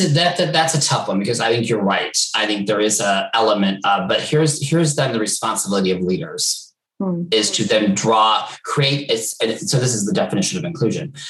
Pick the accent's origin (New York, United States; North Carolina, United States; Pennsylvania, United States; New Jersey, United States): New York, United States; moved away as an adult; now in London, United Kingdom; I was from New York